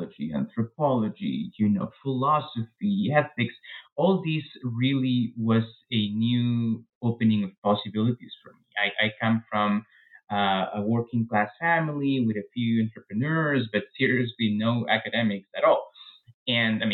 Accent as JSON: {"language": "English", "country": "Peru", "tie": "born or raised there", "moved": "as an adult", "lives_now": "United States", "said": "I was born in Peru, raised in Peru, and I really stayed in Peru until I was 26 or so when I came to the U.S. for grad school"}